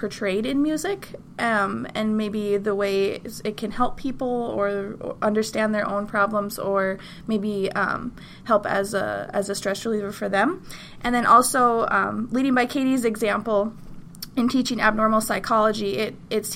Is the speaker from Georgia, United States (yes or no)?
no; North Dakota, United States; I am originally from North Dakota